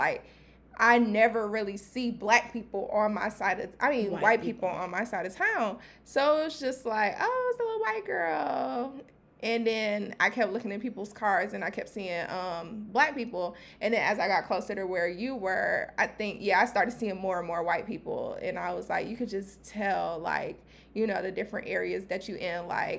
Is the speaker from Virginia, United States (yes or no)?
no; New Jersey, United States; now in Georgia, United States; I grew up in New Jersey, of course, so I've seen different people. Like, I was in situations where I was the only black person in the room type thing.